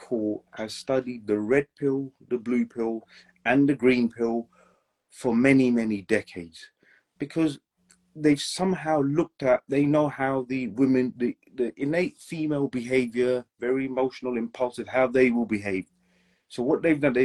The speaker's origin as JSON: {"language": "English", "region": "England", "country": "United Kingdom", "tie": "born or raised there", "said": "I was born and raised in England"}